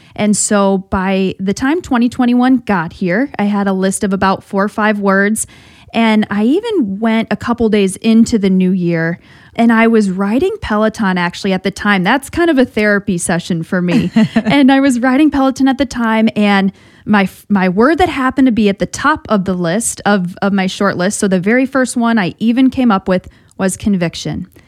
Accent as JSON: {"language": "English", "town": "South Bend", "region": "Indiana", "country": "United States", "also_born_or_lived": "Boston", "moved": "yes", "said": "I'm from South Bend, went to, went to St. Mary's"}